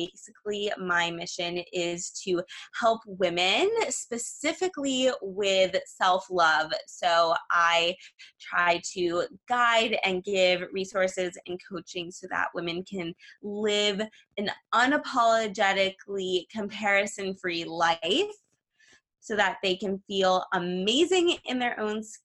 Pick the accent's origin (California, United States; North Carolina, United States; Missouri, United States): California, United States; Los Angeles; I'm from Los Angeles, California